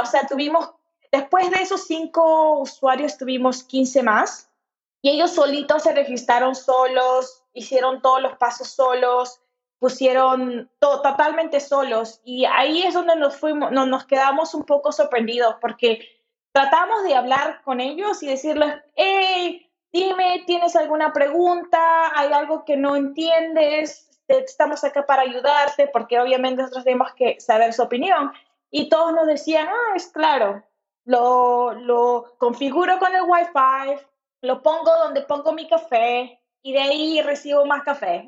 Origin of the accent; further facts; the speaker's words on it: Lima, Peru; moved away as an adult; also born or lived in Kentucky, United States / Portland, United States; yo crecí en Lima, Perú.